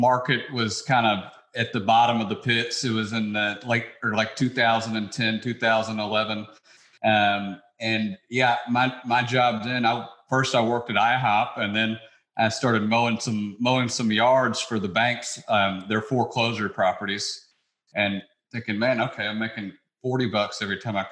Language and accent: English; Memphis, Tennessee, United States; moved away as an adult; also born or lived in New York City; I grew up in Memphis, Tennessee